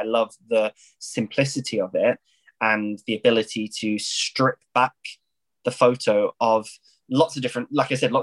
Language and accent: English; Isle of Wight, South East England, United Kingdom; moved away as an adult; also born or lived in Paris; I was very lucky to go to a dance school on the Isle of Wight, which is an island in the south of England